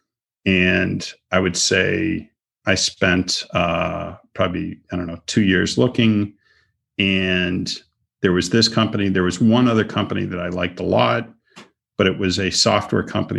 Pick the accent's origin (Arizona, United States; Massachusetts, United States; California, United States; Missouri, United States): Massachusetts, United States; Boston; now in Florida, United States; I'm from Boston